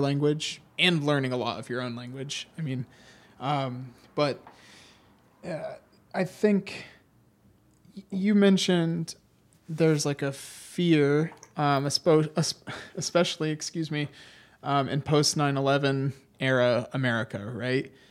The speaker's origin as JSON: {"language": "English", "region": "Ohio", "country": "United States", "said": "we are students from Ohio"}